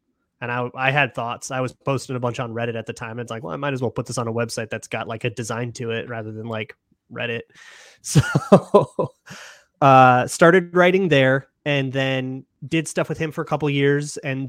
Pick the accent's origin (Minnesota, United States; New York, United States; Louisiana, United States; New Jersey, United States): Minnesota, United States; now in Los Angeles, United States; No. I live in LA. Yeah, I've lived here since 2010. Okay. I grew up in Minnesota.